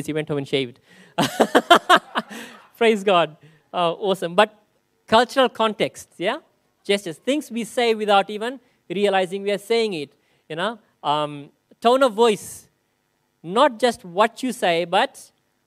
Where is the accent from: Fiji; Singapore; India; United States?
Fiji; moved away; growing up in Fiji, and 50%, like almost 30% of the population is Muslim